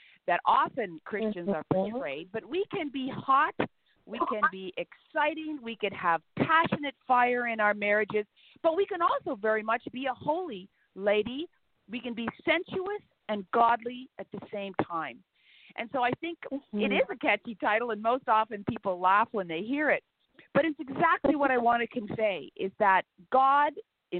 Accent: Canada; I am a Canadian

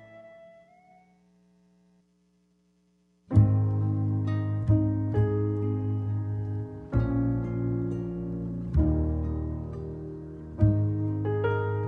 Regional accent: England, United Kingdom; now in United States; I was born in England

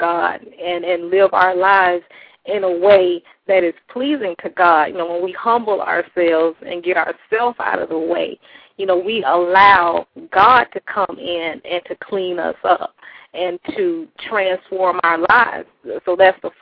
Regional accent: South Florida, United States; I grew up in South Florida, lived with my mom.

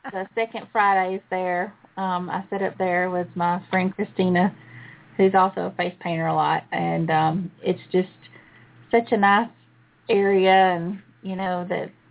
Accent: Surprise, Arizona, United States; well, I'm from Surprise actually, so I know.

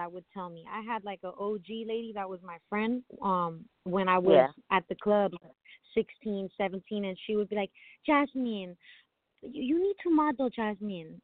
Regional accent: Miami, Florida, United States; I'm from Miami originally, born and raised

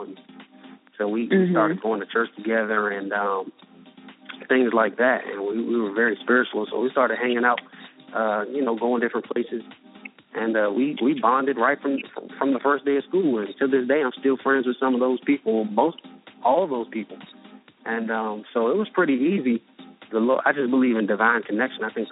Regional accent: Washington, District of Columbia, United States; moved away as an adult; I'm originally from Washington, D.C.

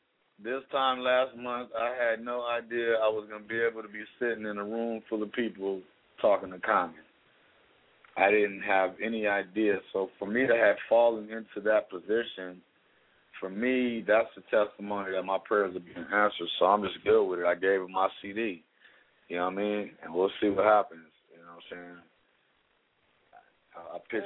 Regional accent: Los Angeles, California, United States; I fell in love because I grew up in Leimert Park with my little Tagger homies.

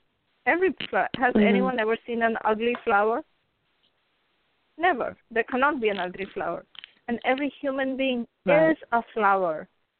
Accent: India; and I come from India, so my background is where I believe that the soul is eternal.

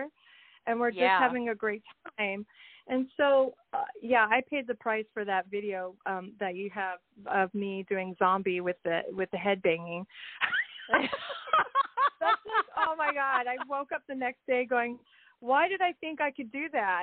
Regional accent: Kirkland, Washington, United States; we're from Kirkland mostly, and so we really, that's our hometown

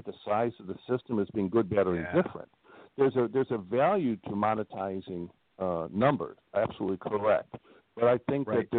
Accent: Midwest, United States; also born or lived in Northwest Indiana; I'm from the Midwest

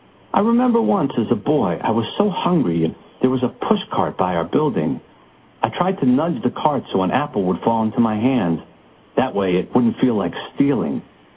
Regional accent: Bronx, New York, United States; When I was growing up in the Bronx, the Reb said, everyone knew everyone.

